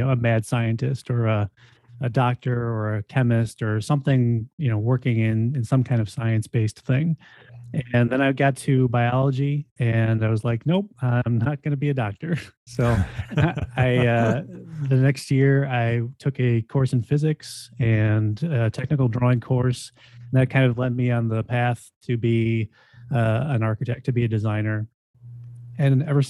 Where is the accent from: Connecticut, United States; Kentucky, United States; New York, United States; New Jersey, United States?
New York, United States; Buffalo; also born or lived in Syracuse, New York; came back to my hometown of Buffalo, New York, and have basically been living and working here ever